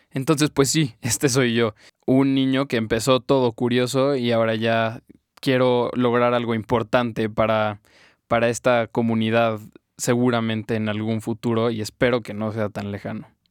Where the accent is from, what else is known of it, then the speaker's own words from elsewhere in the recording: Mexico; yo soy mexicano y quiero ver en mi país cómo están funcionando las cosas